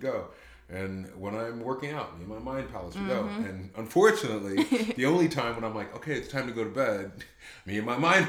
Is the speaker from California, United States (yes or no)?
yes; Orange County, California, United States; moved away as an adult; also born or lived in Heidelberg, Germany / Chicago; now in Georgia, United States; I grew up in Orange County, California, okay. which it's Disneyland, basically.